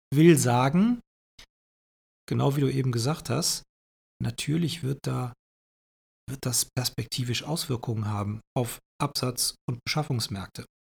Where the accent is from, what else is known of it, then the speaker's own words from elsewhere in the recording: Germany; hier bei uns im Westen in Deutschland